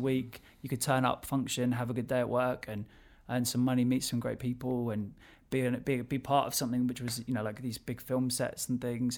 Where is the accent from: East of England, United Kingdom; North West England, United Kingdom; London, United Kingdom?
London, United Kingdom; So I'm from Southwest London. I still live in Southwest London.